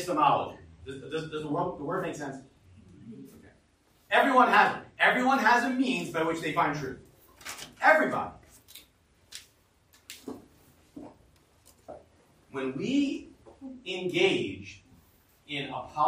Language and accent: English; United States; we as American humans